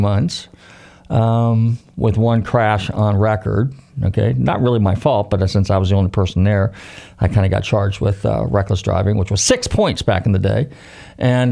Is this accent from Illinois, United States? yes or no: no; Northern California, United States; now in Florida, United States; I grew up in Northern California